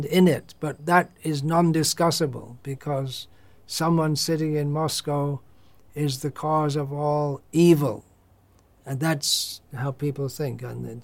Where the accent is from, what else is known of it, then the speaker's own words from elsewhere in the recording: United Kingdom; moved away; growing up in Britain in the 1960s and 70s